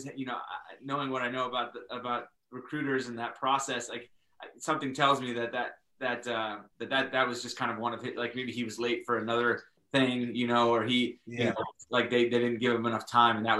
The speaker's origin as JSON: {"language": "English", "area": "DC area", "region": "Northern Virginia", "country": "United States", "moved": "as an adult", "lives_now": "Maine, United States", "said": "I'm originally from the Northern Virginia, DC area"}